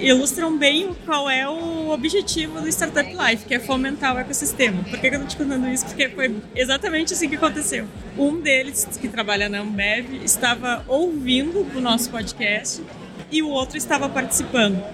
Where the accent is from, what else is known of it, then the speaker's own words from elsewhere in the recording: Rio Grande do Sul, Brazil; eu nasci no Rio Grande do Sul